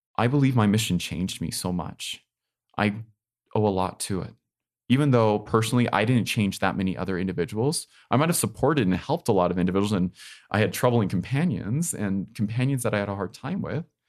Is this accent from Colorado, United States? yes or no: yes; Colorado, United States; my hometown of Colorado